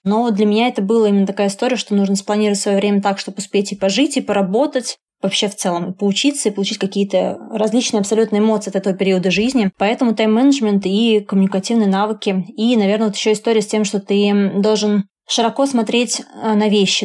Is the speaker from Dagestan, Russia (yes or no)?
no; Samara, Samara Oblast, Russia; я родилась в Самаре, и поэтому заканчивала университет в Самаре